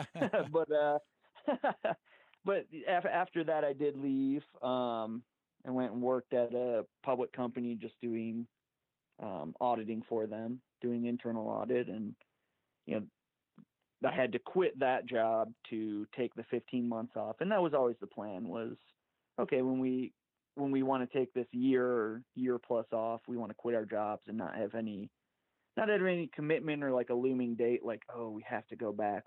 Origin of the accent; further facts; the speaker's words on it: Michigan, United States; now in Golden, United States; I actually uh, grew up in Michigan